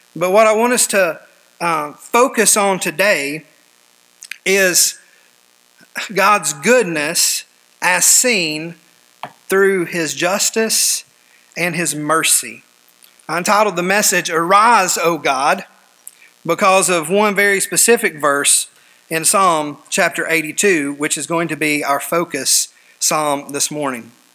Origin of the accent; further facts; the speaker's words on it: United States; us as American believers today